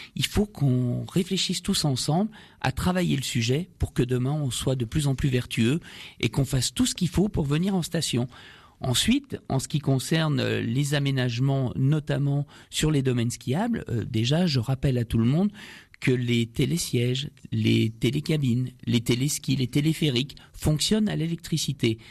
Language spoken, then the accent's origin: French; France; nous sommes français